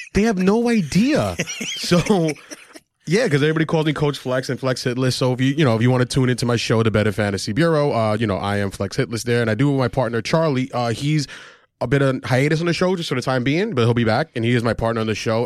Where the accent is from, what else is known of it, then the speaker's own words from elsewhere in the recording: Argentina; I'm from Argentina